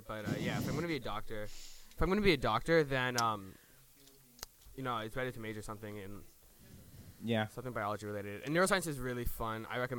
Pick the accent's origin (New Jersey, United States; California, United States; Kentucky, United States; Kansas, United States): New Jersey, United States; I'm from New Jersey.